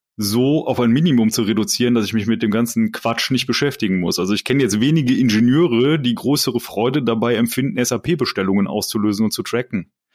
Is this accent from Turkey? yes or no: no; Germany; als, als Deutsche